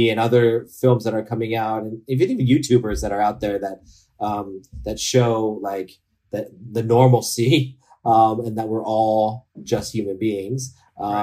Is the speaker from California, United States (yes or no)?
yes; the Bay Area, California, United States; moved away as an adult; also born or lived in Los Angeles; growing up in the Bay Area